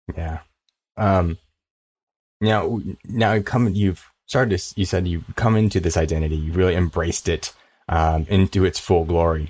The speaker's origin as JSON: {"language": "English", "town": "Ontario", "region": "California", "country": "United States", "tie": "born or raised there", "also_born_or_lived": "Koreatown, Los Angeles", "said": "I'm in the K Town now, but I grew up in, uh, Inland Empire"}